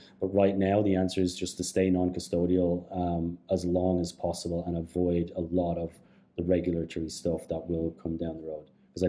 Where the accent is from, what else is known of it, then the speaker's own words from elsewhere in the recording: Canada; Just as a Canadian, I knew … and I thought like, all right, these guys are great.